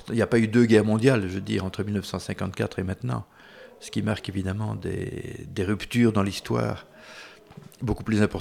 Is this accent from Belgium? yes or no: yes; Wallonia, Belgium; En, Belgique francophone, on, se sent euh, chez nous en France, on regarde les mêmes émissions, on lit les mêmes livres, on, lit les mêmes journaux.